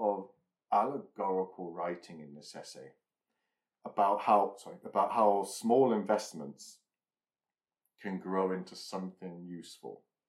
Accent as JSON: {"language": "English", "area": "Lincolnshire", "region": "East Midlands", "country": "United Kingdom", "tie": "born or raised there", "said": "near where I grew up in Lincolnshire"}